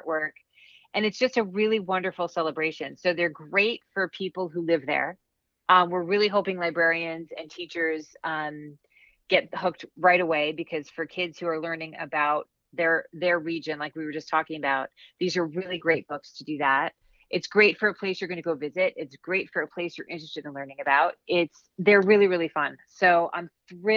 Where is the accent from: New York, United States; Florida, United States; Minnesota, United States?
New York, United States; Long Island; I grew up in New York State. I grew up on Long Island.